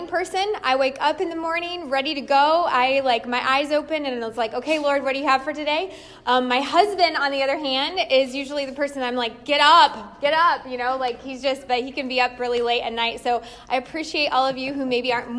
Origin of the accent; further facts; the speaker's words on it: Indiana, United States; moved away as an adult; now in Ontario, Ohio, United States; we were born and raised in Indiana